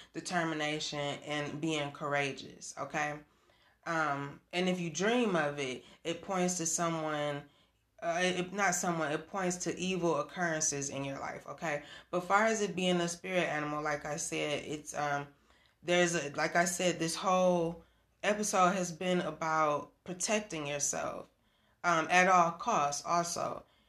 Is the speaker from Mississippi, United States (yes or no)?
no; Michigan, United States; I'm from Michigan